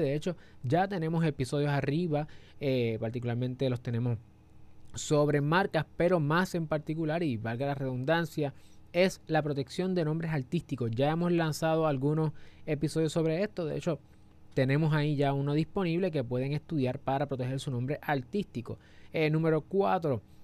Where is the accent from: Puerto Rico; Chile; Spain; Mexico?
Puerto Rico; somos de Puerto Rico